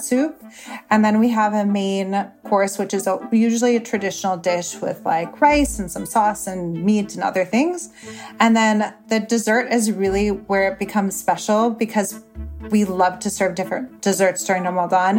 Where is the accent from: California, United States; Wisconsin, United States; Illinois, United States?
Illinois, United States; Chicago; moved away as an adult; also born or lived in Syria; now in Dubai, United Arab Emirates; my family is originally from Syria and I was born and raised in the Chicagoland area